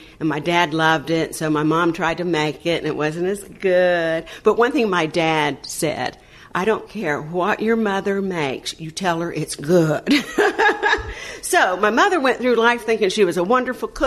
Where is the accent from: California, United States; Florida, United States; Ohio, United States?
Florida, United States; Panama City; born or raised there; also born or lived in Tampa, Florida